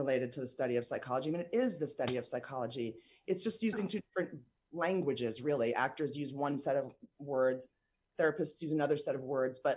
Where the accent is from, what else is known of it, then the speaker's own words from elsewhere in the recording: New York, United States; moved away as an adult; also born or lived in Lexington, Kentucky; I'm from New York. I grew up in New York, born and raised